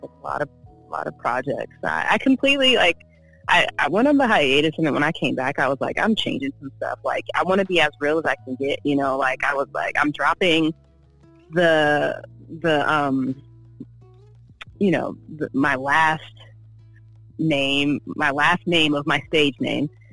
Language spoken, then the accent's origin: English; Oakland, California, United States; also born or lived in San Diego, California / Yuma, Arizona / Berkeley, California / Los Angeles, California; I was born in Oakland, um, raised in Oakland, Berkeley